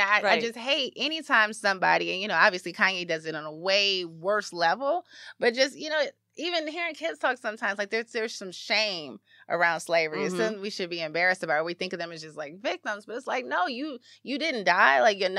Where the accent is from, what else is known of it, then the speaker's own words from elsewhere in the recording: Chicago, Illinois, United States; I'm from Chicago.